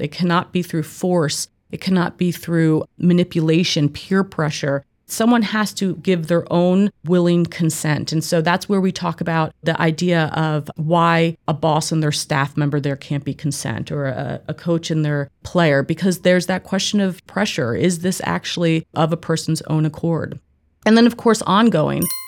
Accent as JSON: {"language": "English", "region": "East Coast", "country": "United States", "also_born_or_lived": "Northeast / Mid Atlantic / Midwest", "moved": "as an adult", "said": "I'm originally from the East Coast."}